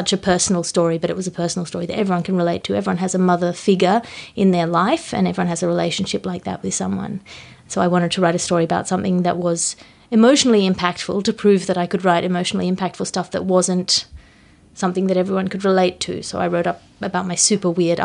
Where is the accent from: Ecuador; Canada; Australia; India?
Australia; now in London, United Kingdom; I come from Australia. I live in London